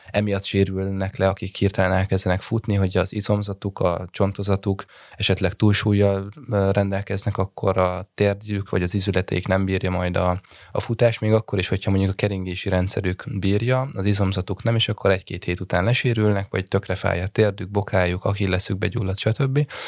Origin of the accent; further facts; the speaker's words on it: Rákóczifalva, Jász-Nagykun-Szolnok, Hungary; moved away; also born or lived in Budapest; Rákóczi falváról egy kis faluról származom